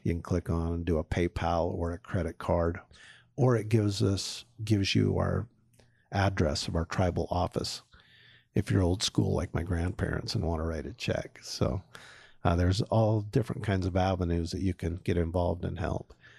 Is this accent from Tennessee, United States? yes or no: no; Syracuse, Utah, United States; I grew up in Syracuse, Utah, country kid, went to Clearfield High, University of Utah